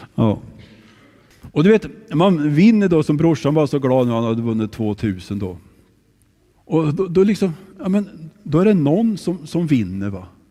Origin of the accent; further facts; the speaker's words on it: Kristinehamn, Värmland, Sweden; moved away; när jag växte upp i Kristinehamn